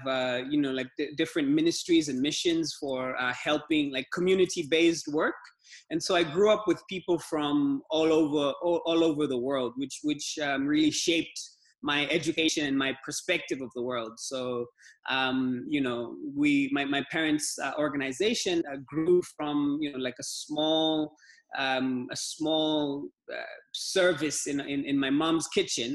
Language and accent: English; Kilimanjaro, Tanzania; also born or lived in Dar es Salaam, Tanzania / Somaliland; I was born and grew up in Kilimanjaro, Tanzania.